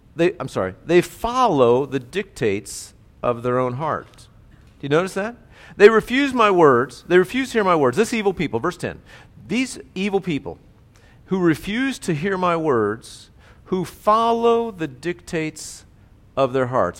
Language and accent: English; United States; as Americans